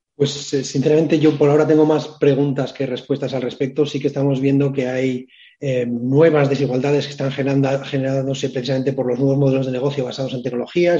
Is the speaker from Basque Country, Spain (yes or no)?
yes; Biscay, Basque Country, Spain; mi tierra, en, Vizcaya